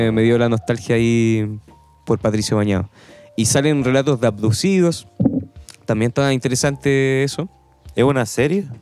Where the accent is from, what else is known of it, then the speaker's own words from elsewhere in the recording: Chile; Nosotros como chilenos